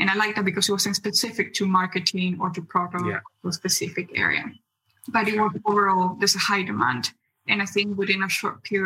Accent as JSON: {"language": "English", "country": "Bolivia", "also_born_or_lived": "Germany", "moved": "as an adult", "said": "I'm originally from Bolivia in South America, but I had opportunity to study in Germany"}